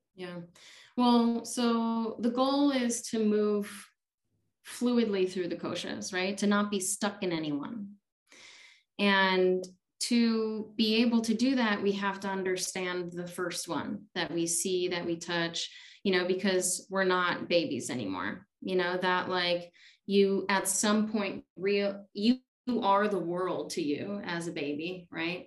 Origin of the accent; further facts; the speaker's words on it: Chicago, Illinois, United States; also born or lived in India; now in Tucson, United States; I grew up in Chicago